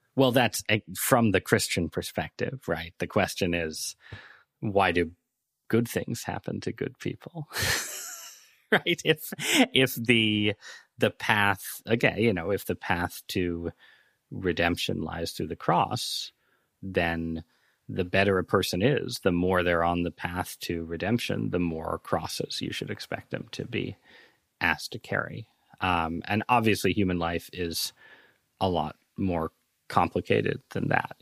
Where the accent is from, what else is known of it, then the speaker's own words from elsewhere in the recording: Northeast, United States; growing up in the Northeast, in pretty liberal parts of society